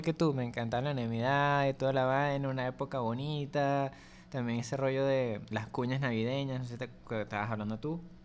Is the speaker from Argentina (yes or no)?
no; Venezuela